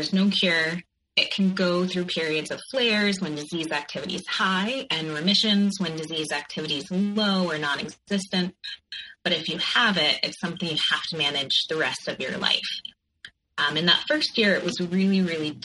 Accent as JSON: {"language": "English", "region": "Connecticut", "country": "United States", "tie": "born or raised there", "also_born_or_lived": "New York", "moved": "as an adult", "said": "I grew up in Connecticut, and I went to New York for college"}